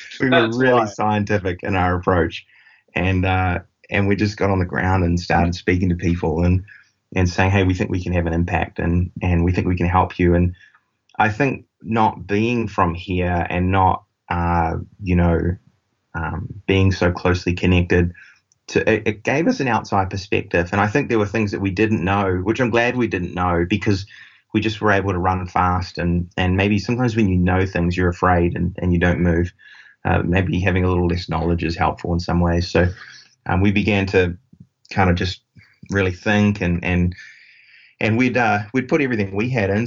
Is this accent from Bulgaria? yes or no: no; New Zealand; accent: New Zealand; moved away as an adult; we do have about 100 of our team down in New Zealand, uh, which is where my accent is from